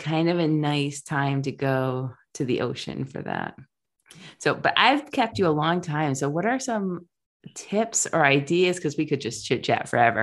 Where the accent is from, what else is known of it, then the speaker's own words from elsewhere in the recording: Rhode Island, United States; I grew up in Rhode Island, the beaches were really packed